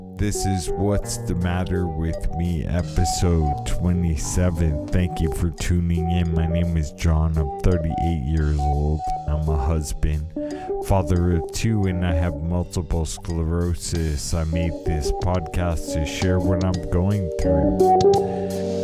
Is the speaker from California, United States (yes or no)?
yes; California, United States